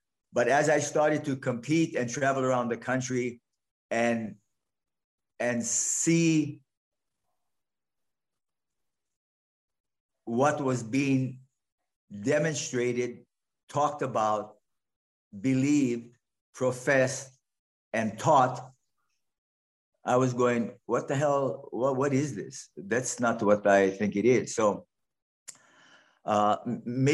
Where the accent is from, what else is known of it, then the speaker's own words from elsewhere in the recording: Hawaii, United States; moved away; My growing up in Hawaii, as I did